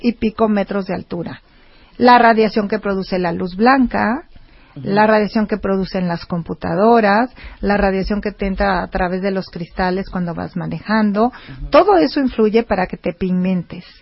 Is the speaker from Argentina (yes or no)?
no; Mexico; somos mexicanos